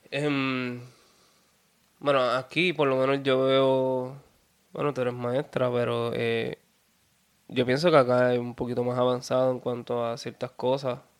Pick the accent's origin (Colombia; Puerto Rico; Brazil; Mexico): Puerto Rico; Peñuelas; also born or lived in Ponce; soy de Peñuelas, para seguir, soy de Peñuelas. Y sí, del sur de Puerto Rico